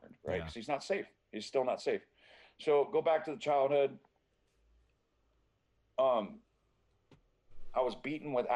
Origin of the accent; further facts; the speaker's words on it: Fresno, California, United States; also born or lived in Fieldbrook, California; I grew up in Fresno, California